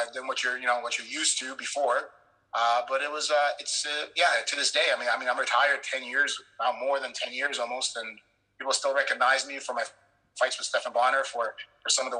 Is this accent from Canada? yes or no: yes; Canada; also born or lived in Poland; I'm Polish, but I was born in Poland, but I spent most of my life in Canada